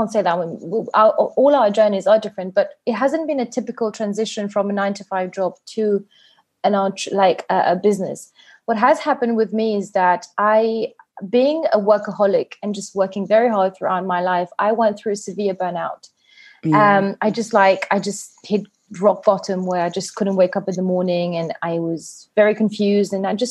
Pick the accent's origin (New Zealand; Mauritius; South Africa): Mauritius; also born or lived in England; I am from Mauritius, a very hot summery island. I was born here. I've always been here.